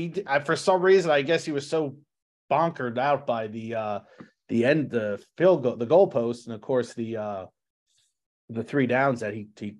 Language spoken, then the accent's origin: English; New Jersey, United States; I grew up in New Jersey